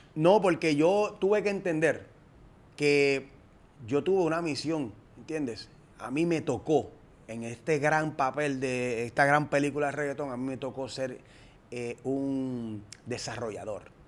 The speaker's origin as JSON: {"language": "Spanish", "country": "Puerto Rico", "said": "prácticamente en Puerto Rico solamente hacíamos"}